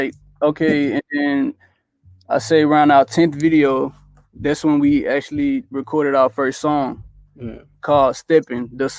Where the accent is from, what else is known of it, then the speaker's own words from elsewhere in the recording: Greenville, Mississippi, United States; also born or lived in Houston, Texas; now in California, United States; We're actually from Mississippi, Greenville, Mississippi.